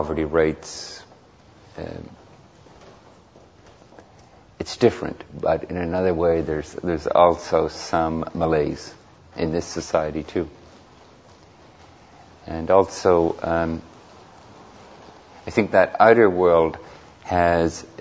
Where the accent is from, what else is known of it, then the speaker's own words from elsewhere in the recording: Belfast, Northern Ireland, United Kingdom; moved away; I just returned a couple of weeks ago from Northern Ireland, where I was born. I was born in Belfast